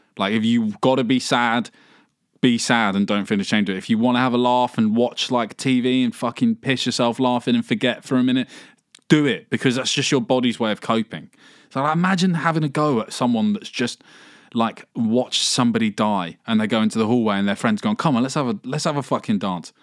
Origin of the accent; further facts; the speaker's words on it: England, United Kingdom; growing up in England